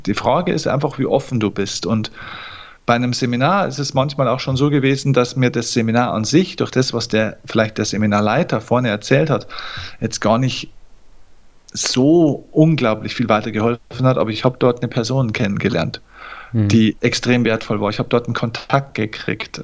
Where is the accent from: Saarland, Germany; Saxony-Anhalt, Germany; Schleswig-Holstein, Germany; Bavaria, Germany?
Bavaria, Germany; Lower; Ich komme aus Niederbayern. Das ist noch das wahre Bayern. Hier wird noch Dialekt gesprochen, auch wenn ich es hier versuche zu verstecken